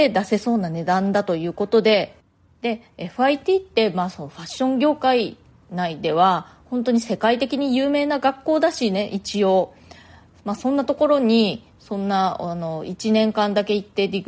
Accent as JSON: {"language": "Japanese", "country": "Japan", "also_born_or_lived": "Tokyo", "moved": "as an adult", "lives_now": "New York, United States"}